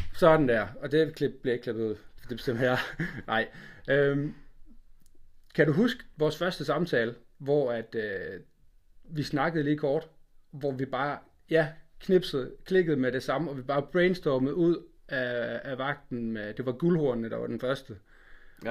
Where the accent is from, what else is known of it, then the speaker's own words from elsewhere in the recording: Funen, Southern Denmark, Denmark; fra Fyn, hvor jeg er fra